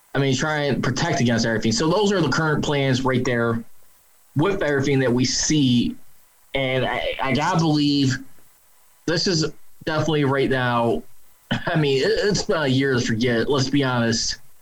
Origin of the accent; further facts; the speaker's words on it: Chicago, Illinois, United States; my hometown Chicago Bears